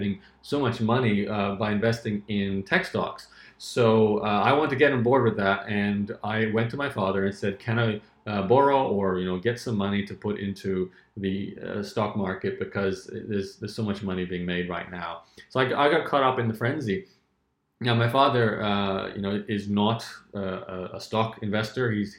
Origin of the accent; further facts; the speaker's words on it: Australia; where I was growing up in Australia, it wasn't a lot of money